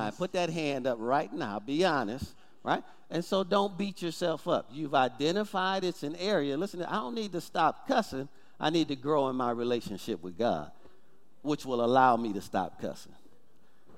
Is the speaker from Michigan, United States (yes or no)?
yes; Detroit, Michigan, United States; growing up in Detroit